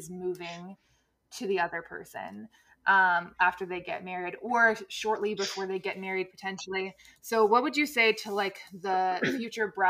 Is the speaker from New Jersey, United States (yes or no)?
yes; New Jersey, United States; moved away as an adult; now in Cincinnati, United States; I grew up in New Jersey